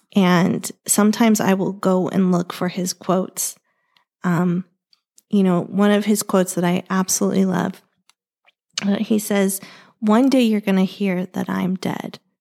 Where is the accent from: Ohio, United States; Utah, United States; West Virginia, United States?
Ohio, United States; now in Arizona, United States; I grew up in Ohio